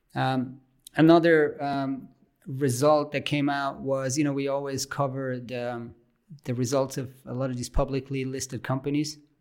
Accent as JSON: {"language": "English", "region": "German-speaking Switzerland", "country": "Switzerland", "tie": "born or raised there", "second_language": "English", "said": "I'm from the German speaking part of Switzerland"}